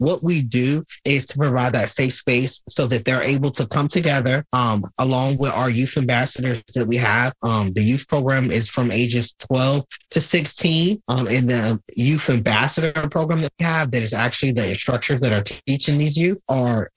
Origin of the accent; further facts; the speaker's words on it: Newport News, Virginia, United States; So I am a Newport News City resident, born and raised in Hampton Roads, Virginia. I grew up a LGBT kid in the Hampton Roads area